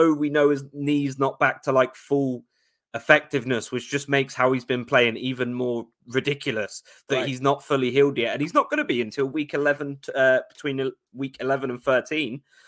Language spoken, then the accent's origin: English; London, United Kingdom; I'm from South London, the beautiful place we call Brixton.